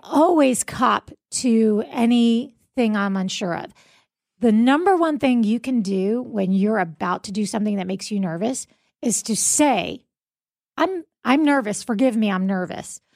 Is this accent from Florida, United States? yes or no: yes; South Florida, United States; moved away as an adult; now in Jacksonville, United States; the morning radio D Js I grew up with in South Florida